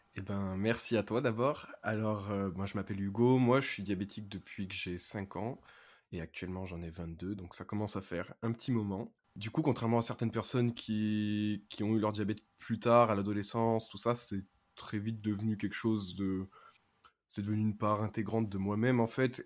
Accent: Ardèche, Auvergne-Rhône-Alpes, France; je viens de l'Ardèche, donc petit lycée, petit collège, tout ça

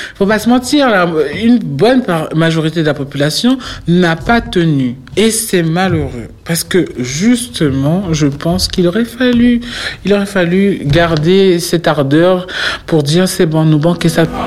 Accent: French Guiana; moved away as an adult; now in Paris, France; Je me suis construit en Guyane, je représente la Guyane.

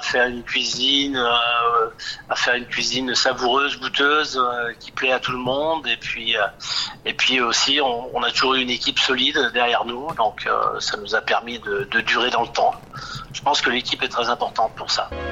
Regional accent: Bourgoin-Jallieu, Auvergne-Rhône-Alpes, France; now in Saint-Savin, France; Je suis natif de Bourgoin

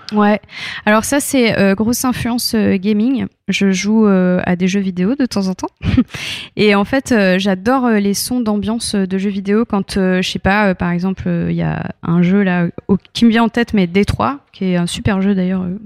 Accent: France; also born or lived in United States; je suis arrivée en France à l'âge de 8 ans

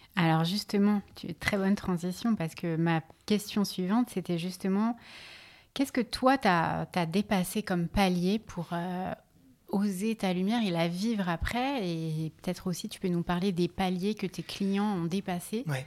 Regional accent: Lyon, Auvergne-Rhône-Alpes, France; now in Paris, France; je suis née à Lyon

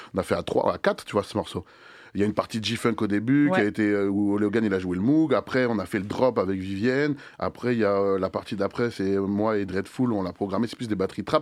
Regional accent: Le Mée-sur-Seine, Île-de-France, France; Terminus de R E R, des Melun, le Mai sur Seine

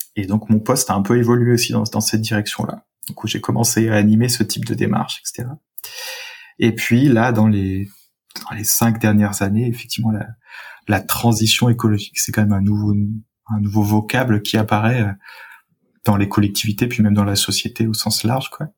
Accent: suburbs of Saint-Étienne, Auvergne-Rhône-Alpes, France; moved away; j'ai grandi euh, en, en Rhône-Alpes, en région Rhône-Alpes, dans la, la banlieue de Saint-Étienne

